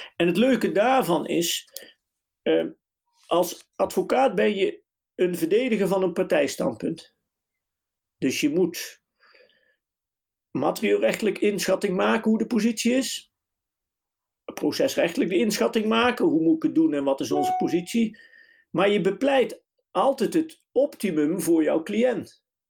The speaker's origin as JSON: {"language": "Dutch", "region": "southern Netherlands", "country": "Netherlands", "also_born_or_lived": "Nijmegen / The Hague", "accent": "southern, soft G", "moved": "as an adult", "said": "mijn zuidelijke tongval."}